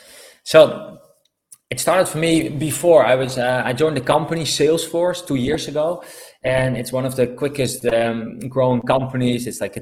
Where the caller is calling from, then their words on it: Algarve, Portugal; So I'm calling from Portugal, the Algarve to be specific.